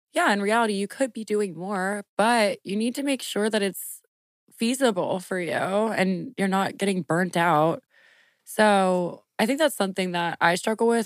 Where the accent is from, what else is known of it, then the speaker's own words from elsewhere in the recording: Lafayette, Louisiana, United States; moved away as an adult; also born or lived in New Orleans / Washington, D.C.; I moved from New Orleans to Lafayette in the third grade, and I lived with my mom